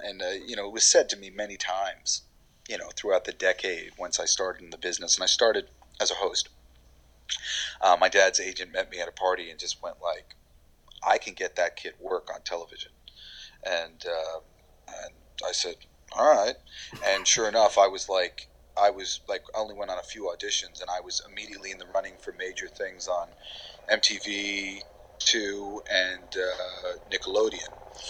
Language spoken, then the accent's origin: English; New York, United States; accent: New York; Like, I'm from fucking New York. Remember, I'm trying to get my New York accent back whenever possible, because like I got rid of it to be a voiceover actor, be a host or whatever.